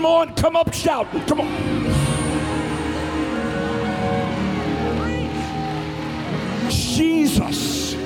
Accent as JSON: {"language": "English", "town": "Buck Creek", "country": "United States", "said": "I'm from Buck Creek"}